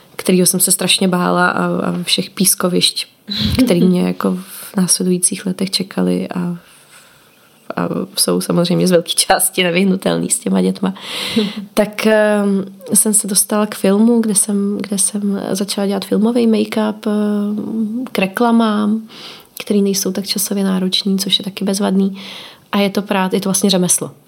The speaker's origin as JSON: {"language": "Czech", "country": "Czechia", "moved": "as an adult", "said": "vrátila jsem se zpátky do Čech"}